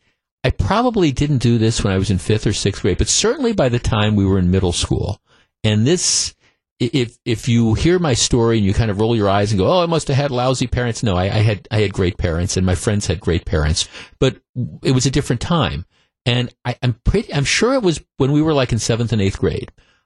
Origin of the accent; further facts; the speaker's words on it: Glendale, Wisconsin, United States; when we moved here when I was like 9 years old, and I grew up, I've told people, I grew up in Glendale, right by Nicolet High School, and Bayshore Shopping Center. At the time we moved here, which would be in the late 1960s